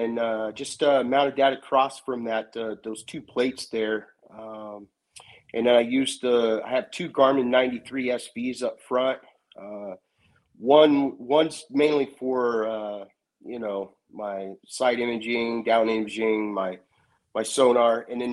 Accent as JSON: {"language": "English", "region": "Northern California", "country": "United States", "said": "I'm from Northern California, up here about maybe an hour south of Sacramento"}